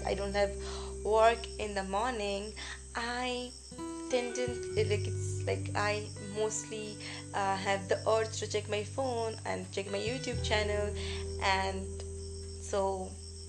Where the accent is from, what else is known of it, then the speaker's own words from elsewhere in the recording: West Bengal, India; I'm from West Bengal